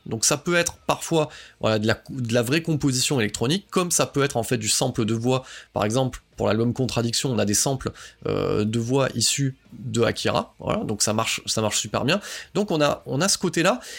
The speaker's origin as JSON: {"language": "French", "area": "the South", "region": "southern France", "country": "France", "said": "je suis quelqu'un du Sud"}